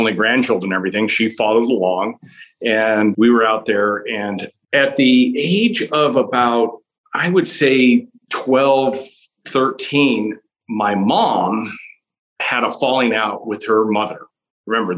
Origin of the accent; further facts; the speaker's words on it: Chicago, Illinois, United States; growing up was interesting. We were in Chicago